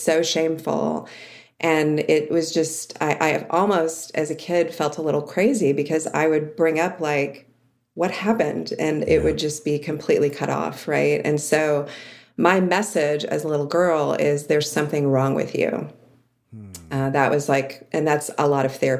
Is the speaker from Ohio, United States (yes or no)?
yes; outside of Cleveland, Ohio, United States; I grew up in Ohio, outside of Cleveland, in an idyllic suburb